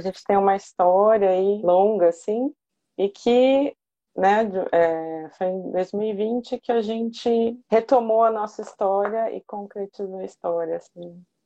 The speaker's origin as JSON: {"language": "Portuguese", "region": "São Paulo", "country": "Brazil", "lives_now": "Santo André, Brazil", "said": "Sou de São Paulo, mas moro em Santo André"}